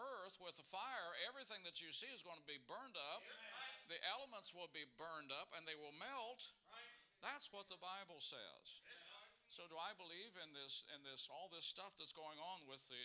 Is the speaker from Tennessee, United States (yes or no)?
no; Hilliard, Ohio, United States; we grew up in Hilliard